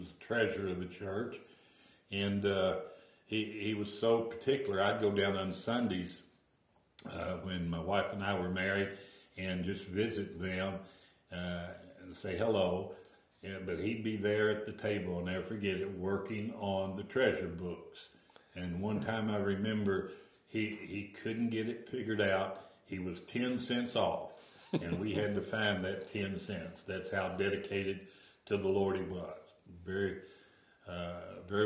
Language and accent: English; Battletown, Kentucky, United States; now in Radcliff, United States; I was born in Battletown, Kentucky.